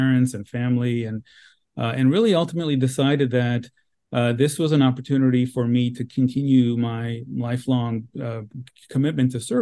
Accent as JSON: {"language": "English", "town": "Los Angeles", "region": "California", "country": "United States", "tie": "born or raised there", "said": "this is my hometown"}